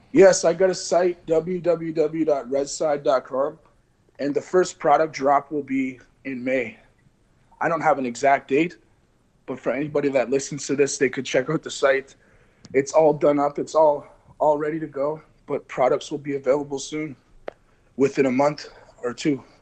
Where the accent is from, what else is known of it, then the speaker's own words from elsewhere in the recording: Canada; we grew up on the reserve